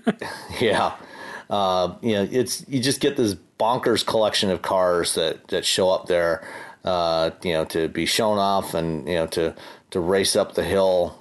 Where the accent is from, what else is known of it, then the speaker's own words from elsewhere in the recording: Hamilton, Ontario, Canada; my hometown of Hamilton, Ontario